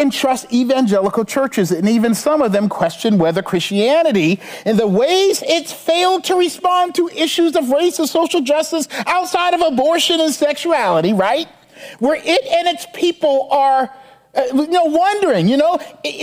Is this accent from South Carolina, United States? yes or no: yes; Charleston, South Carolina, United States; my hometown in Charleston